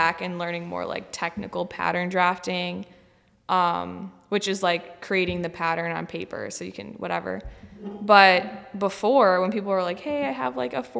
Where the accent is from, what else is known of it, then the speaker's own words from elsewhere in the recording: Buffalo, New York, United States; moved away as an adult; now in Erie, United States; I live in Erie, PA. I'm from Buffalo